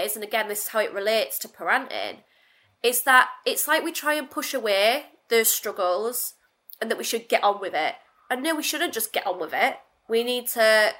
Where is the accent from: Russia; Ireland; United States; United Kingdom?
United Kingdom; Hull, Yorkshire and the Humber; accent: Northern; I became very resentful of the fact that I was Northern because it just became a bit of a joke. You know, and I'm from Hull